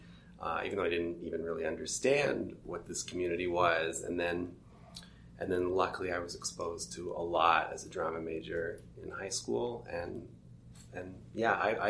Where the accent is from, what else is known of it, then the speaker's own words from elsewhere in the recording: Toronto, Ontario, Canada; I grew up in Toronto